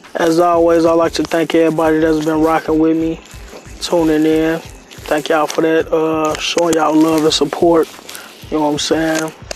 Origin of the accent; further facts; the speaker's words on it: Chicago, Illinois, United States; I'm from Chicago, Englewood